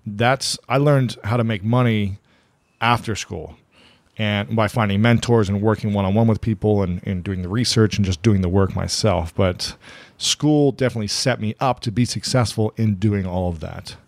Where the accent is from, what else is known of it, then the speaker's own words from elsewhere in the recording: Ohio, United States; moved away; growing up in Ohio